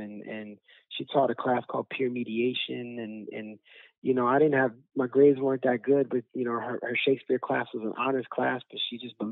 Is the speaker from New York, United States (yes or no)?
yes; New York City, New York, United States; I grew up in Bushwick